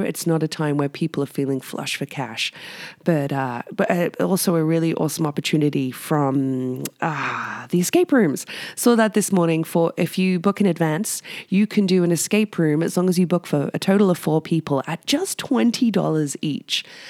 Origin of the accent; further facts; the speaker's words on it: United Kingdom; now in Whistler, Canada; I'm British